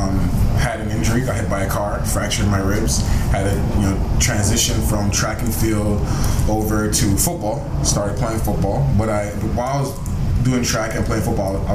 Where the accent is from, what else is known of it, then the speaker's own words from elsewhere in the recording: Toronto, Ontario, Canada; I'm from Toronto, born and raised